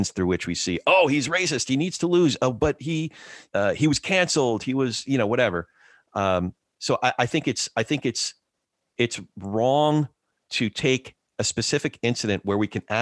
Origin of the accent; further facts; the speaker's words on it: New Jersey, United States; I grew up in Jersey